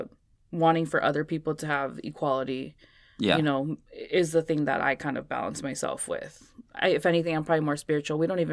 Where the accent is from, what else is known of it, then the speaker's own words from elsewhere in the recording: Jalisco, Mexico; Like where I'm from Jalisco, Mexico, that's the state where Guadalajara is.